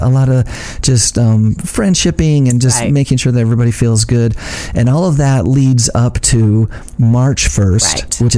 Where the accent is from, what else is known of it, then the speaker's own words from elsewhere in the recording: Ashton, Idaho, United States; I grew up in a small farming community in Idaho, Ashton, Idaho, my hometown, seed potato capital of the world